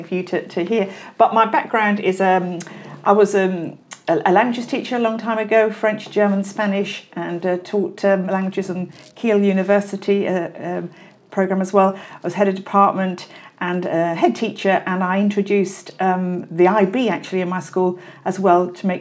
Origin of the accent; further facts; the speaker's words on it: Wales, United Kingdom; I'm Welsh, actually